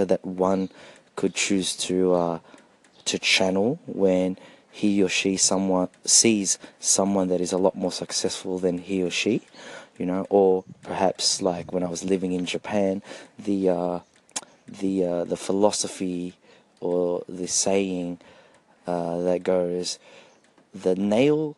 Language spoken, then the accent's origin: English; Australia; as a Filipino-Australian, I'm not Filipino-American